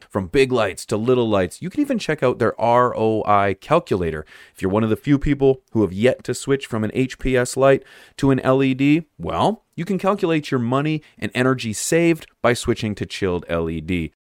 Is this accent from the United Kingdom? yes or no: no; Canada; I'm from Canada